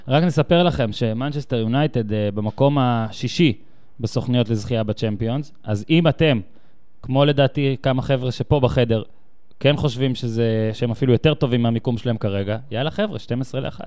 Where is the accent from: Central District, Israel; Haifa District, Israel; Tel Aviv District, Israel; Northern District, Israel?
Tel Aviv District, Israel; Tel Aviv; אני בא מישראל, מתל אביב